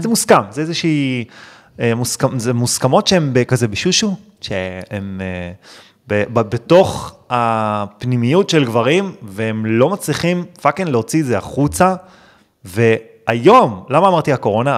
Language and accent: Hebrew; Netanya, Central District, Israel; גדלתי בנתניה